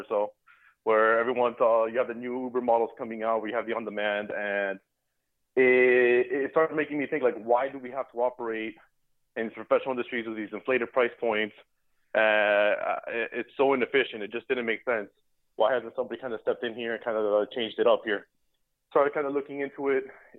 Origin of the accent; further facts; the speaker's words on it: Miami, Florida, United States; I grew up in Miami, Florida, as did my co-founder, to a Cuban family